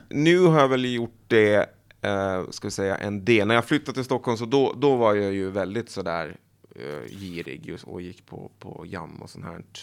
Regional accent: Åland, Finland; Jag kommer från Åland, ja. Precis.

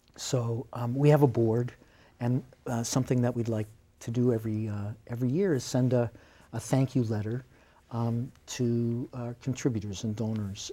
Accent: Beverly, Massachusetts, United States; moved away as an adult; now in Gloucester, United States; I grew up in Beverly

